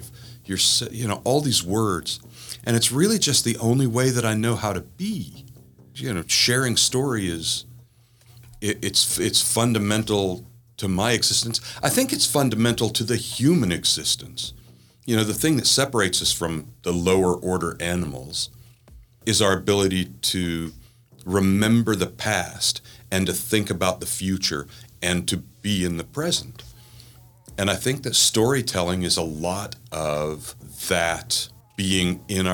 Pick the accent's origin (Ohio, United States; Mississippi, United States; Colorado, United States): Mississippi, United States; southern; I was raised in the South, in southern Mississippi, as far south in Mississippi as you can get without being in the Gulf of Mexico